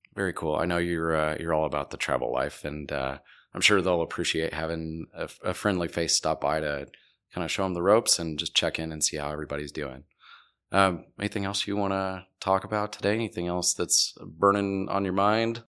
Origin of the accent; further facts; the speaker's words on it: Wichita, Kansas, United States; moved away; I am from Wichita. I lived there for a long time.